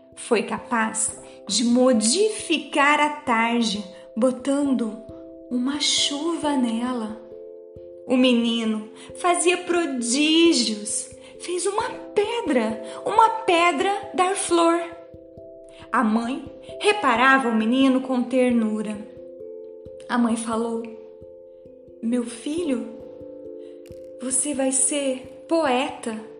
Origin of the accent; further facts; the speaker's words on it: Dourados, Mato Grosso do Sul, Brazil; Sou aqui de Dourados, no Mato Grosso do Sul.